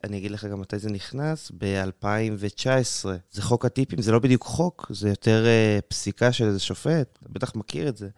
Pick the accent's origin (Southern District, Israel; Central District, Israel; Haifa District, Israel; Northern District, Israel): Central District, Israel; Matan; moved away as an adult; now in Beersheba, Israel; אני במקור מיישוב מתן בדרום השרון, שם גדלתי וחונכתי